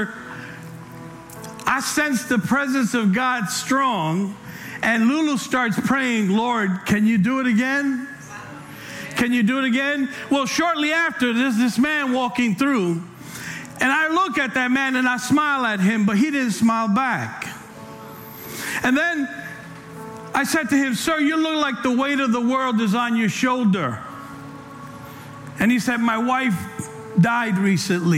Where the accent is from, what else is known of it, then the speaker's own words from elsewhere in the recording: New York City, New York, United States; now in California, United States; I'm from New York, I'm from the Bronx.